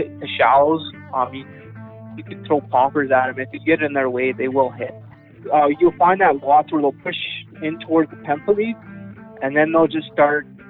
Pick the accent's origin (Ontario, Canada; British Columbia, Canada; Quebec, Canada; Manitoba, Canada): Manitoba, Canada; Swan River; I grew up in Swan River